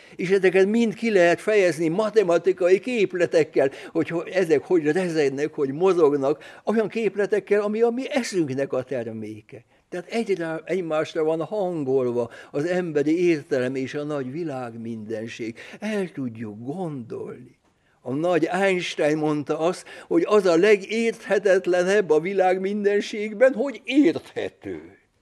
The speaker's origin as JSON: {"language": "Hungarian", "region": "Budapest", "country": "Hungary", "tie": "born or raised there", "said": "Budapesten születtem, Budapesten nevelkedtem"}